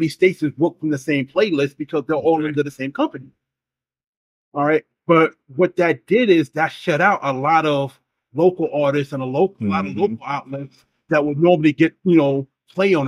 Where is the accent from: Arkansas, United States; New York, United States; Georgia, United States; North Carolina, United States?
New York, United States; New York City; Being in New York, and I love my hometown, I love my city